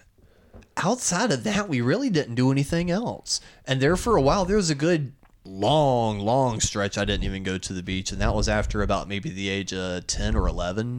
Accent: West Tennessee, United States; moved away as an adult; small town, middle of nowhere, West Tennessee

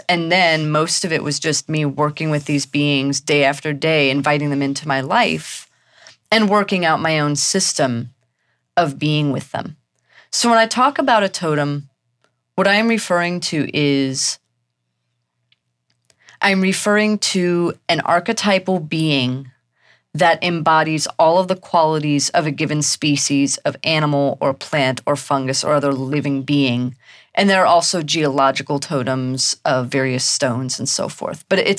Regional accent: Missouri, United States; also born or lived in Germany / Texas; I was a military brat. I was born in Germany. We moved to the U.S. when I was very young, and I did most of my growing up in Texas and then mostly in Missouri.

